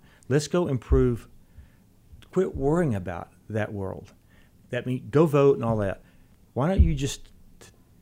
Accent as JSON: {"language": "English", "town": "Brownwood", "region": "Texas", "country": "United States", "tie": "born or raised there", "moved": "yes", "said": "I went home to my hometown in Brownwood"}